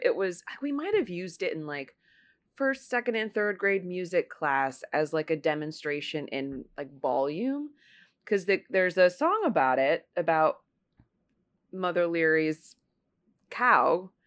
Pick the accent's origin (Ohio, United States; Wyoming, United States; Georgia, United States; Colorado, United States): Ohio, United States; now in New York, United States; I grew up in Ohio